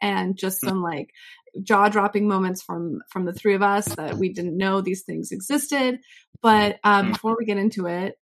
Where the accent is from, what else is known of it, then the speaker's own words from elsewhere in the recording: United States; as an American